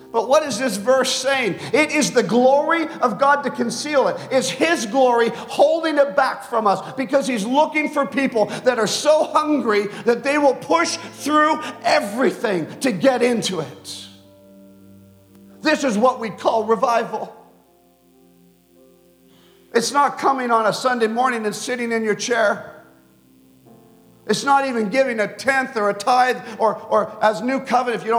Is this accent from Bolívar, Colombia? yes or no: no; Bogota, Colombia; born there; I was born in Bogota, Colombia, because my dad founded a Wycliffe base called Loma Linda in Colombia.